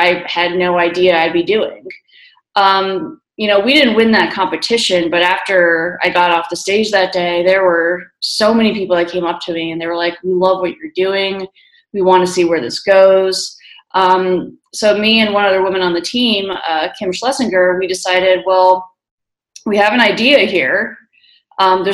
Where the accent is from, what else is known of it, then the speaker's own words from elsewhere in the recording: New Jersey, United States; also born or lived in New York City / Tallahassee, Florida / Miami / Washington, D.C.; now in Colorado, United States; I grew up in New Jersey